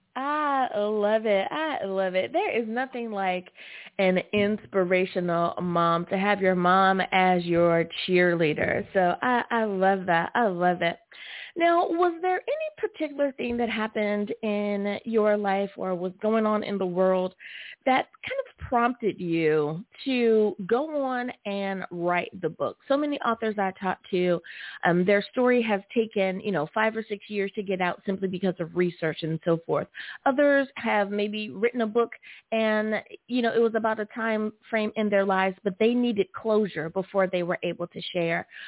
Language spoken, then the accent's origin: English; United States; my home country of the USA